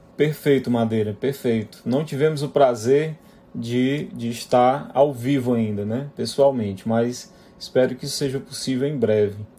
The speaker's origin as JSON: {"language": "Portuguese", "town": "Fortaleza", "region": "Ceará", "country": "Brazil", "tie": "born or raised there", "said": "sou nordestino, nascido e criado aqui em Fortaleza, Ceará"}